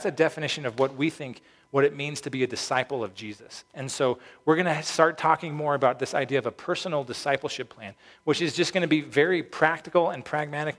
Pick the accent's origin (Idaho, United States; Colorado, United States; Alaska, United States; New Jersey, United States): Colorado, United States; Peyton; when I was growing up in Peyton, Falcon didn't exist